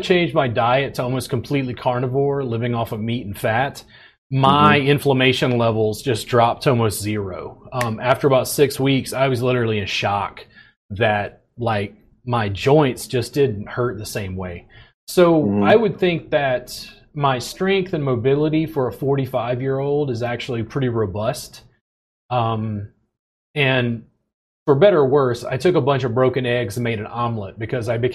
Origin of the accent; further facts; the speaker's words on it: Baker, Louisiana, United States; moved away as an adult; also born or lived in Pennsylvania; now in Austin, United States; I grew up just outside of Baton Rouge, Louisiana, in a little town called Baker.